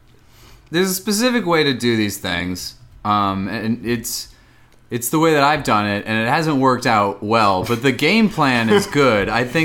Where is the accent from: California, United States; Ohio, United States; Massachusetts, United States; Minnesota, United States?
Minnesota, United States; now in New York, United States; No, I'm from Minnesota, but my brother and his wife live there.